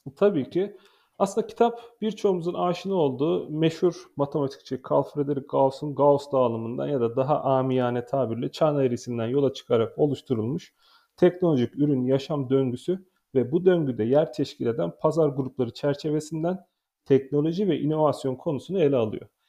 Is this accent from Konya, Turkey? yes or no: yes; Konya, Turkey; moved away; 1984 yazında Konya'da dünyaya geldim. 2002 yılında Meram Anadolu Lisesi'ni